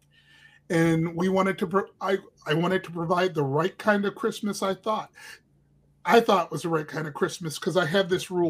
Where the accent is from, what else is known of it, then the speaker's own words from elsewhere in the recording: Cleveland, Ohio, United States; I grew up in Cleveland